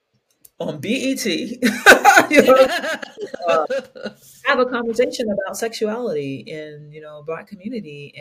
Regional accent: Kentucky, United States; I was this little queer Black kid growing up in Kentucky

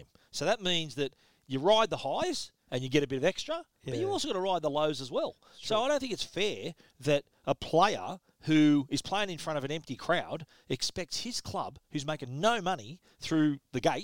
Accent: Australia; We're Australian

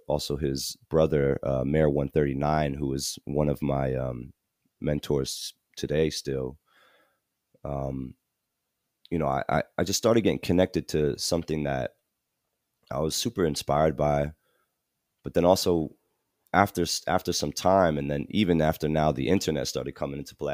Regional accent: New Jersey, United States; also born or lived in Malaysia; this is in New Jersey, so I grew up in New Jersey

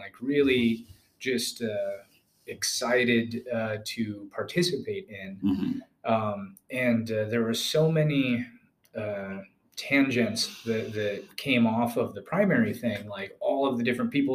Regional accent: Wisconsin, United States; also born or lived in Georgia, United States; I'm originally from Georgia. I'm a Georgia peach, and migrated northward with my family. We wound up in Wisconsin. That was kind of the primary pit stop before I became an adult.

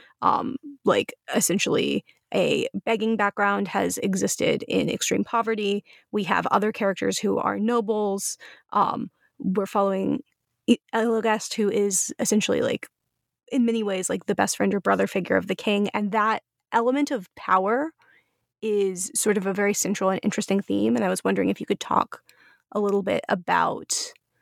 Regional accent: United States; as an American

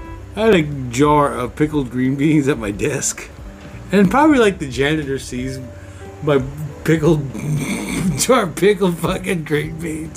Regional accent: Missouri, United States; I'm from Missouri.

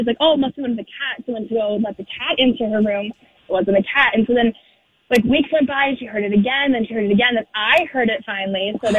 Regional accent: Rochester, Minnesota, United States; Because I grew up in Rochester, like, where a lot of homes are really old for Mayo Clinic

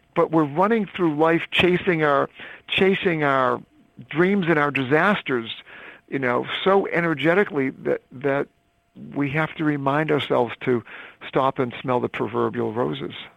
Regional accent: Northeast, United States; also born or lived in Caribbean; I was brought up in the Northeast.

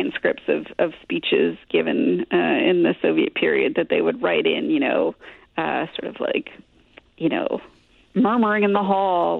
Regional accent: Glastonbury, Connecticut, United States; I grew up in Glastonbury, Connecticut

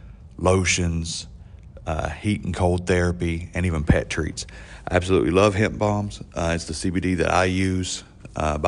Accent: West Virginia, United States; accent: country; I'm from West Virginia

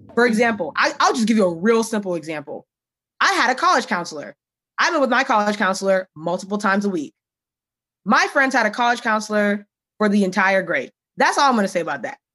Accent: United States; I'm Ghanaian American

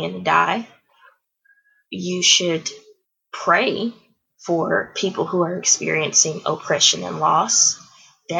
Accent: Houston, Texas, United States; now in The Woodlands, United States; I grew up in Houston, Texas, and my neighborhood was diverse

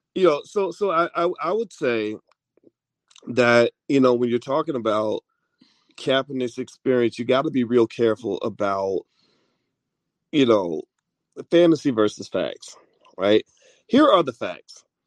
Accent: Kentucky, United States; when I grew up in Kentucky

